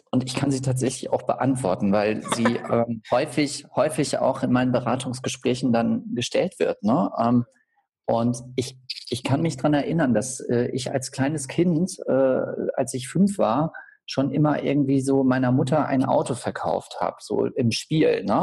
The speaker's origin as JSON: {"language": "German", "town": "Bad Schwartau", "region": "Schleswig-Holstein", "country": "Germany", "lives_now": "Kiel, Germany", "said": "und äh, ursprünglich komme ich aus Bad Schwartau. Bad Schwartau wird mit Sicherheit vielen unserer Zuhörer bekannt sein als Marmeladenstadt. Bad Schwartau liegt direkt neben Lübeck. Und von Lübeck hat es mich dann nach Kiel verschlagen."}